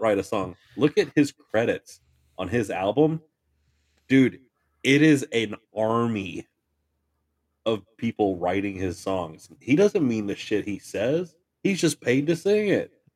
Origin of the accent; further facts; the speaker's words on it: Farmington, United States; I grew up in Farmington